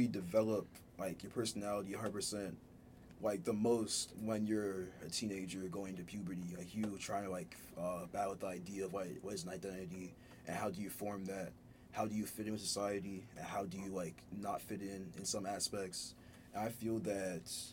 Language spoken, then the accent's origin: English; Ghana; moved away; I was born in Ghana originally, raised in an African household.